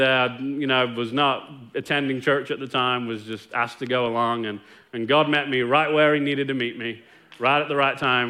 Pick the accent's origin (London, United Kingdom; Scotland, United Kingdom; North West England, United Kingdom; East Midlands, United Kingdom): East Midlands, United Kingdom; Nottingham; moved away as an adult; now in Longview, United States; me growing up in Nottingham, England